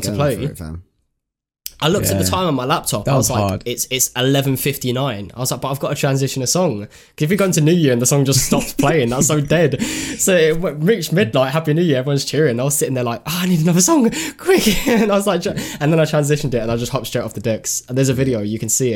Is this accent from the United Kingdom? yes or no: yes; United Kingdom; I love being British.